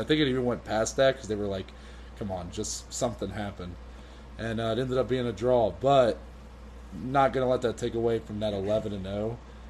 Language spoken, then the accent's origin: English; Ohio, United States; So, you know, we're from Ohio